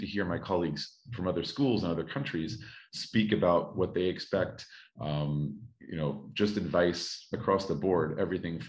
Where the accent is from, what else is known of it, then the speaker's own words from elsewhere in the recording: United States; moved away as an adult; now in Paris, France; I am American and have worked in education in the States for 8-9 years